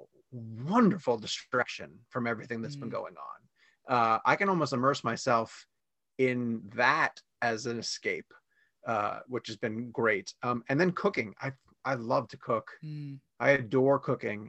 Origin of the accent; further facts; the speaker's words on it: New York, United States; moved away as an adult; also born or lived in Washington, D.C.; now in Charlotte, United States; I was born in New York. I was there through high school and then I moved down to Washington, D.C.